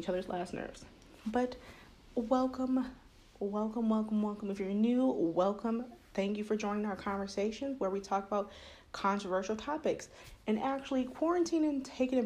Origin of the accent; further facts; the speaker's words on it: United States; I was born here in the States.